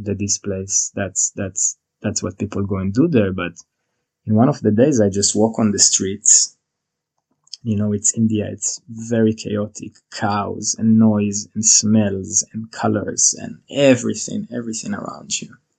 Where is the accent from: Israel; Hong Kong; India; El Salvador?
Israel; moved away as an adult; now in New Zealand; I was born and raised in Israel